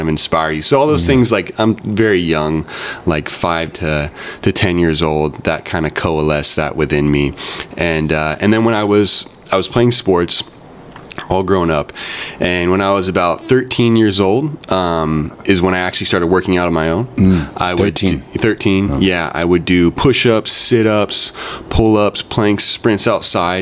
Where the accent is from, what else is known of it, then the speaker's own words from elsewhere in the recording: Santa Barbara, California, United States; born and raised in Santa Barbara